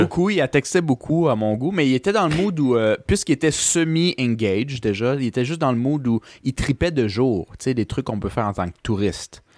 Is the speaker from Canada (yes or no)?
yes; Canada; je suis Canadien